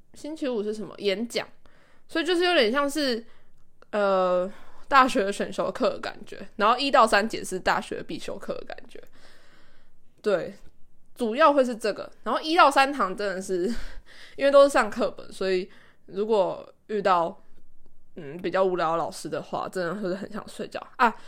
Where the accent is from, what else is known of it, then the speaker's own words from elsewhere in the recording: Taiwan; first language Chinese; moved away as an adult; now in Japan; 因为台湾人真的很多，然后他然后同国籍的人又很容易聚在一起，所以因为我我之前有去别的国家上过语言学校一个月，我知道这个，所以我这一次来日本的时候，我就刻意的不跟台湾人接触，